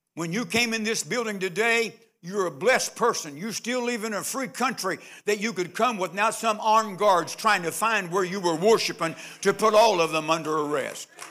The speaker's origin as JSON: {"language": "English", "town": "Nitro", "region": "West Virginia", "country": "United States", "tie": "born or raised there", "said": "I was born on sixteenth Street, sixteen twenty-eight, sixteenth Street, Nitro, West Virginia"}